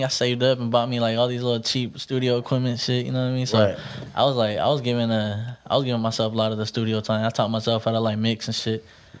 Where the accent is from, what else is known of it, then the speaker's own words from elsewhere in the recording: Stockton, California, United States; Yeah, East. I grew up right there on Vine. Vine and Filbert right there. By Fillmore School, yeah. Grew up right there. That was my grandpa's house, you know.